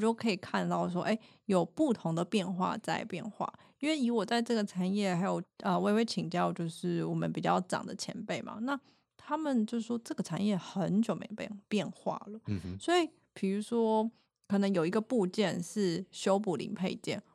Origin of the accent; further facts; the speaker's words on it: Taiwan; 我们台湾人